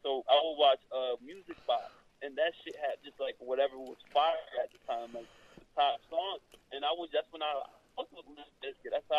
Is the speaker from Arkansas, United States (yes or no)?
no; New York, United States; also born or lived in Miami; I was born in New York, but I was raised between New York and Miami.